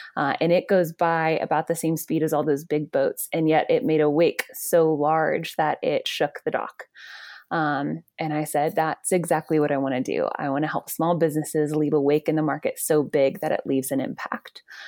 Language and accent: English; Georgia, United States; I grew up in Georgia, and then I went to U G